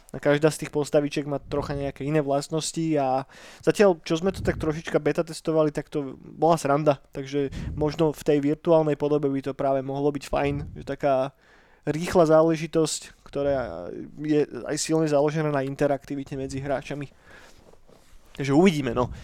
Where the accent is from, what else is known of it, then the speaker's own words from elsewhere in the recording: Trnava, Trnava Region, Slovakia; u nás v Trnave postavili prvý skatepark na Slovensku